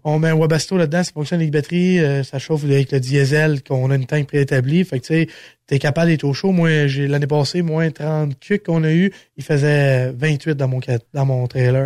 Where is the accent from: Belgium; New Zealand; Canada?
Canada; Sainte-Eulalie, Quebec; je suis natif de Saint-Eulalie